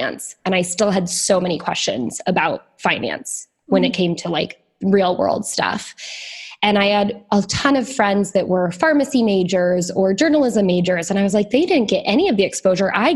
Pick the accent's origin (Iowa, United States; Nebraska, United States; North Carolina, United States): Iowa, United States; moved away as an adult; also born or lived in Chicago / Northern Italy / Southern Italy; I'm from Iowa. I moved out to Chicago, to the big city